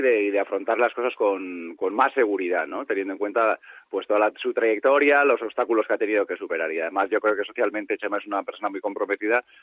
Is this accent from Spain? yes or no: yes; Pasaia, Basque Country, Spain; yo soy de Paso San Pedro, a escasos 15 kilómetros de, de Jaizubía